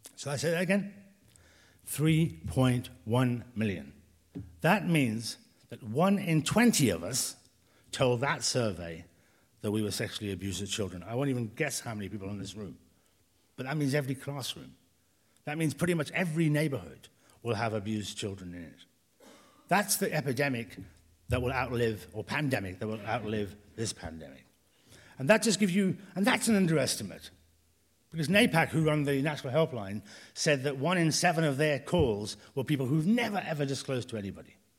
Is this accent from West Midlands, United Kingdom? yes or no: yes; Birmingham, West Midlands, United Kingdom; moved away; I'm from Birmingham, I don't want to go back there